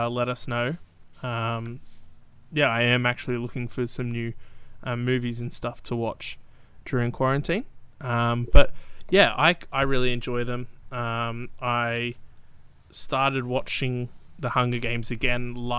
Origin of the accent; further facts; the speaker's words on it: New South Wales, Australia; I'm from New South Wales.